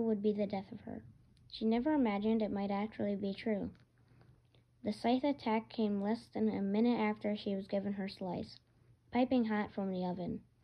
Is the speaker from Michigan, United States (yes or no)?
yes; Michigan, United States; I'm from Michigan